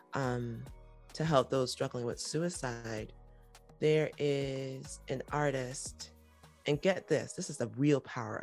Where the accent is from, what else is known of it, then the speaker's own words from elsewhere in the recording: the North, United States; I'm from the North